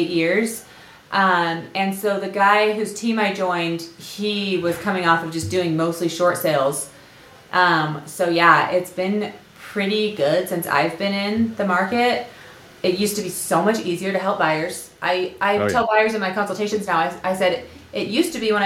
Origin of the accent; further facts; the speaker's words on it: San Diego, California, United States; now in Utah, United States; I'm from North County, San Diego originally, but I've been here for like 15 years